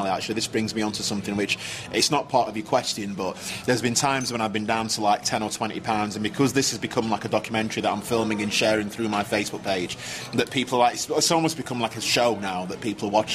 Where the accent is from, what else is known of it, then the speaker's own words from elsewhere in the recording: Sheffield, Yorkshire and the Humber, United Kingdom; accent: northern; I'm from Sheffield